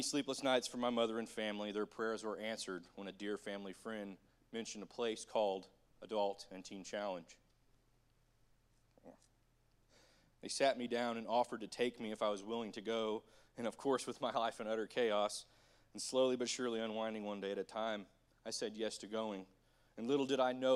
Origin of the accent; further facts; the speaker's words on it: Bartlesville, Oklahoma, United States; I grew up in Bartlesville, Oklahoma, just a couple miles down the way here